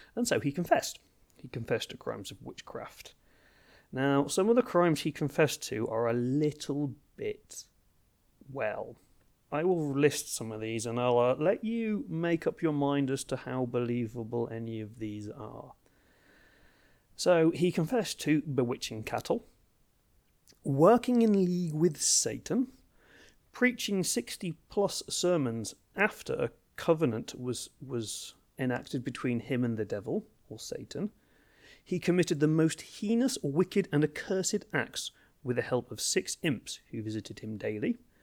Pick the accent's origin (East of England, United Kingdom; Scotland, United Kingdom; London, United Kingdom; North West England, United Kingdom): East of England, United Kingdom; Brandeston; also born or lived in Ipswich; I grew up in a, in a village called Branderston, uh, which is about thirty minutes north of Ipswich